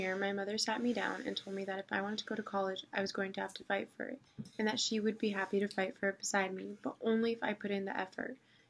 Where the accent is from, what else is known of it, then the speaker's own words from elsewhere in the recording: Jordan; also born or lived in United States; After coming back to the U.S., my parents decided that they wanted to move back to Jordan. So growing up in Jordan was very different than growing up in the U.S.